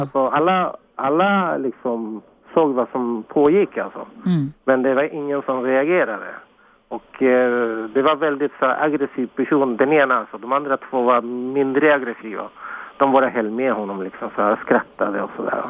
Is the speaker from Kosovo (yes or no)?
no; Chile; now in Sweden; jag kommer från Chile